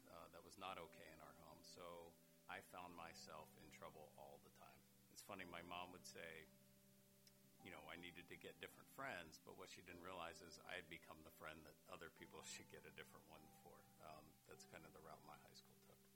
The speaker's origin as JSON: {"language": "English", "town": "Parkersburg", "region": "West Virginia", "country": "United States", "tie": "born or raised there", "said": "I grew up in Parkersburg, West Virginia"}